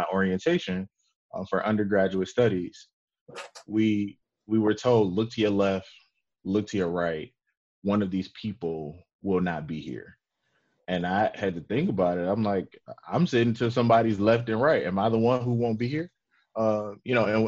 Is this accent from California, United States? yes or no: no; Detroit, Michigan, United States; I'm from Detroit. I grew up, you know, I'm a graduate of Detroit Public Schools.